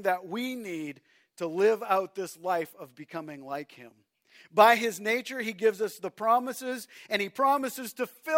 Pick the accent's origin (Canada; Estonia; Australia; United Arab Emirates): Canada; I'm a Canadian